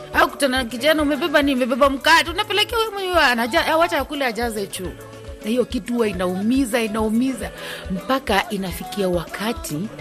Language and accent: Swahili; Bukusu, Western Kenya, Kenya; mimi natoka kwa Wabukusu